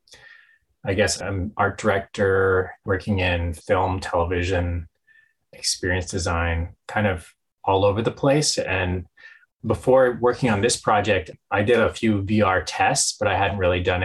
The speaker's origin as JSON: {"language": "English", "town": "Winnipeg", "region": "Manitoba", "country": "Canada", "tie": "born or raised there", "moved": "yes", "lives_now": "Toronto, Canada", "said": "Cree from Manitoba. I grew up in Winnipeg"}